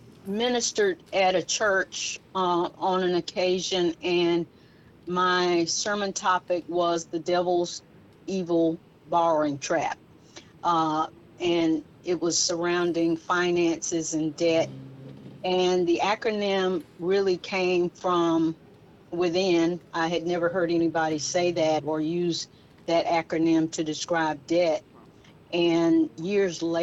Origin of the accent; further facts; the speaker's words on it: Gray, Georgia, United States; you and I both grew up in small town America, in small town Georgia, Gray, Georgia